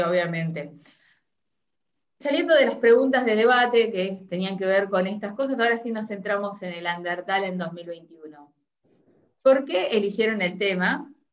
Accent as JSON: {"language": "Spanish", "country": "Uruguay", "moved": "yes", "lives_now": "Argentina", "said": "soy uruguayo, estoy en Argentina"}